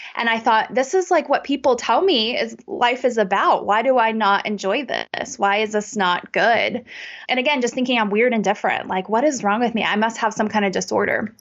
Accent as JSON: {"language": "English", "country": "United States", "tie": "born or raised there", "said": "I grew up in America in a really great suburb"}